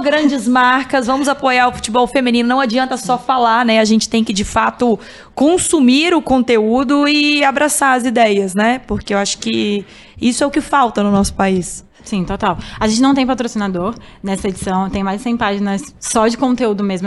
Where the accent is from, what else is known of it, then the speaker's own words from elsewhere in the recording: Alagoas, Brazil; moved away; eu sou de Alagoas